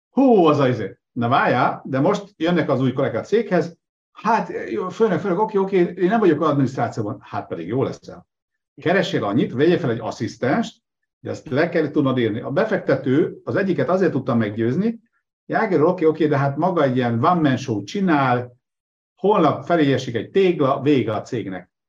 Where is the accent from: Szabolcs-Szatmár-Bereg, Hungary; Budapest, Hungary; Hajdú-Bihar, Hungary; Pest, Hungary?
Szabolcs-Szatmár-Bereg, Hungary; Nyíregyháza; moved away; also born or lived in Debrecen; Nyíregyházán nőttem fel